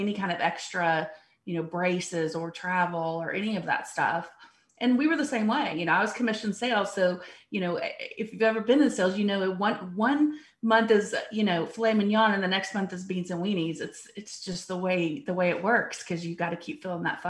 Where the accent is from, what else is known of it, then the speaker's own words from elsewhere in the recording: Abilene, Texas, United States; I'm actually from Abilene, Texas, originally, about 2 hours west of here